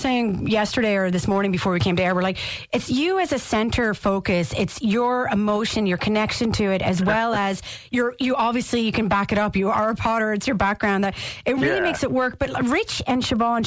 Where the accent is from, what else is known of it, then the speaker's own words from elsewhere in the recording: Canada; Being a Canadian